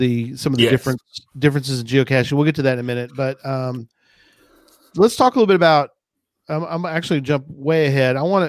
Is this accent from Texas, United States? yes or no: yes; Texas, United States; accent: Texas with Midwest baseline; also born or lived in Midwest; my parents were from the Midwest, so I have sort of a baseline of Midwest, and then I throw in my Texas accent